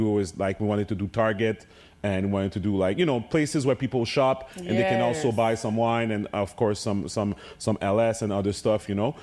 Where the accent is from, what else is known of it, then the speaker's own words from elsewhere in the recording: Montreal, Quebec, Canada; my hometown of Montreal